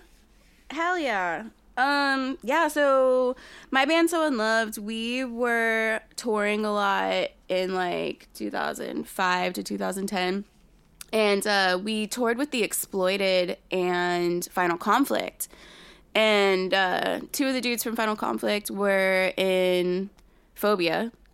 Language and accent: English; San Antonio, Texas, United States; born or raised there